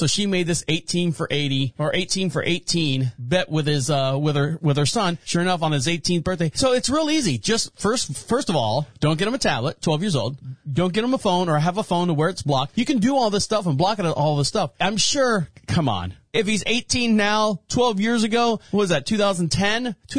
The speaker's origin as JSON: {"language": "English", "town": "Orlando", "region": "Florida", "country": "United States", "tie": "born or raised there", "said": "Now, for those of you who don't know, I'm born and raised in Orlando, Florida."}